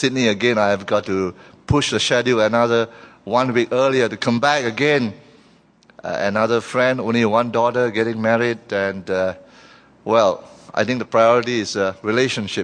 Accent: Malaysia

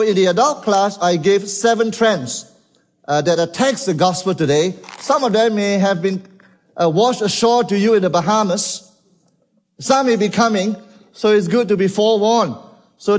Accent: Malaysia; from Malaysia.

